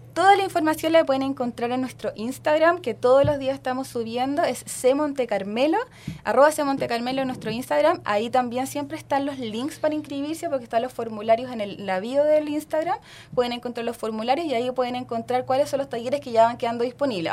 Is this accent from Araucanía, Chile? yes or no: yes; Lautaro, Araucanía, Chile; Yo soy de Lautaro, de la novena región. Eh, cerquita de Temuco